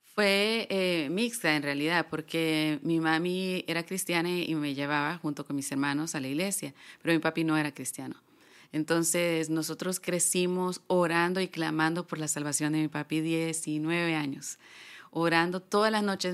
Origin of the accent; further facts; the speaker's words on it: San Pedro Sula, Cortés, Honduras; yo soy de San Pedro, de San Pedro Sula, Honduras.